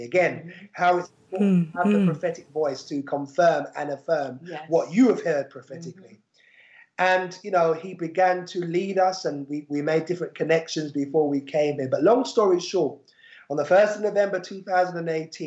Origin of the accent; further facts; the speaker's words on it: London, United Kingdom; moved away as an adult; now in Kent coast, United Kingdom; We're from London, just like Abigail. We're Londoners born and bred